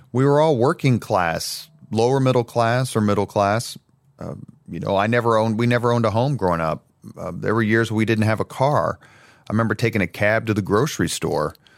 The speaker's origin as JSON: {"language": "English", "town": "Indianapolis", "region": "Indiana", "country": "United States", "tie": "born or raised there", "said": "I grew up in the greatest neighborhood in the world, otherwise known as Irvington on the east side"}